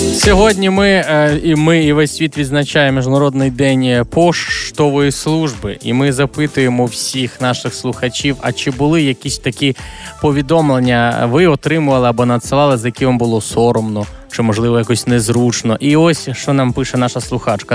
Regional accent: Lviv Oblast, Ukraine; у нас на Львівщині шоп шопка кажуть

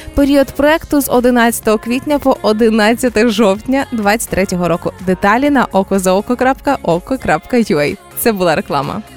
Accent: Zhytomyr, Zhytomyr Oblast, Ukraine; у нас в дитинстві в Житомирі

